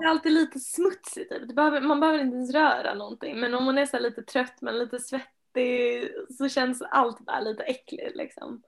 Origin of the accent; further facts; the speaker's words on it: Finland; now in Sweden; Jag kommer ju från Finland